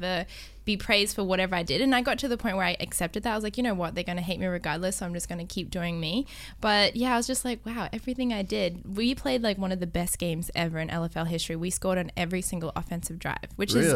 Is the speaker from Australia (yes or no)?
yes; Brisbane, Queensland, Australia; moved away as an adult; also born or lived in Thailand / United States; I grew up in Australia in Brisbane